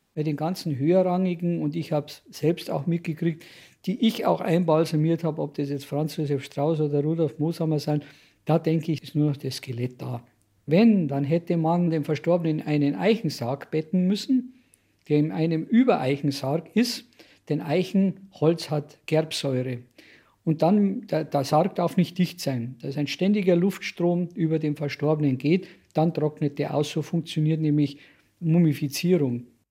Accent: Munich, Bavaria, Germany; Ich bin in Obergiersing aufgewachsen

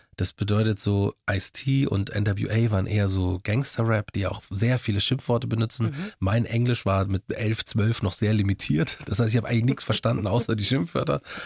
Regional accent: Markt Schwaben, Bavaria, Germany; accent: Bavarian; also born or lived in Munich; geboren bin ich in München und dann nach, bin ich in McDrum aufgewachsen

